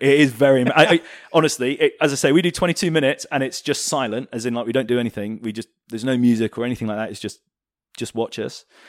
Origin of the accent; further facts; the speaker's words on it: United Kingdom; We're, we're very British